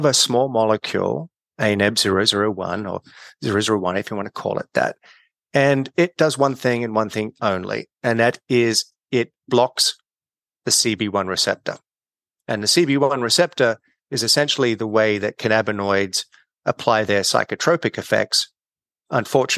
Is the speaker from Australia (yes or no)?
yes; Australia; moved away as an adult; also born or lived in California; I'm Australian. I started my career back at Sydney University undergrad